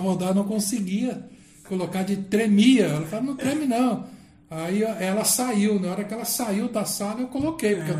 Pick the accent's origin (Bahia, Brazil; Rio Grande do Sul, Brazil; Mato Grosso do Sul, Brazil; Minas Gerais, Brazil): Mato Grosso do Sul, Brazil; Campo Grande; eu nasci só aqui de Campo Grande mesmo, Mato Grosso do Sul